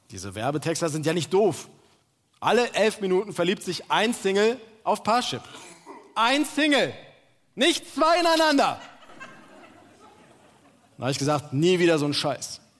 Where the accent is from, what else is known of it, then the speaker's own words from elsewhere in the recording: Turkey; ja, hey, ich bin Türke, ich bin Türke.